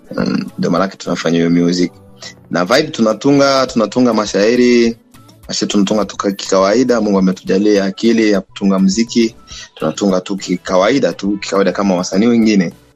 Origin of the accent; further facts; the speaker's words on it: Beni, North Kivu, DR Congo; now in Goma, Democratic Republic of the Congo; Mi ni mzaliwa wa Beni huko